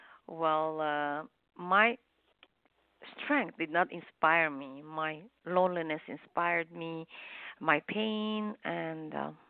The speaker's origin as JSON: {"language": "English", "country": "Lebanon", "also_born_or_lived": "Los Angeles, United States", "moved": "as an adult", "lives_now": "Canada", "said": "In Lebanon and I was married, so I came to U.S., United States, Los Angeles."}